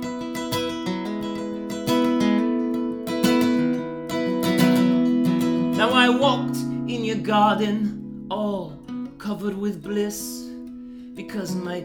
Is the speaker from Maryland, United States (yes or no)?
no; Seattle, Washington, United States; I'm from Seattle. I live in Seattle, Washington, United States